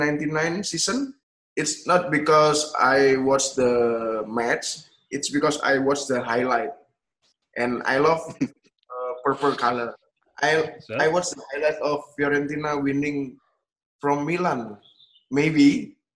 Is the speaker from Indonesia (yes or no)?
yes; Indonesia; I will go to back to Indonesia